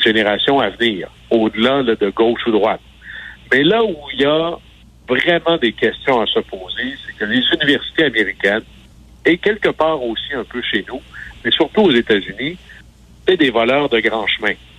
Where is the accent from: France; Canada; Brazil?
Canada; Quebec; moved away; toi et moi, on vient du Saguenay-Lac-Saint-Jean.